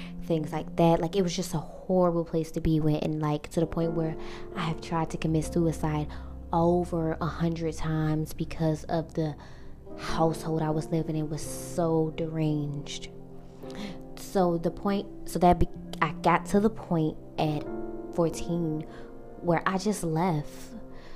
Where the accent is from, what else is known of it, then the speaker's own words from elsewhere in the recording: Washington, District of Columbia, United States; I'm from Washington, D.C.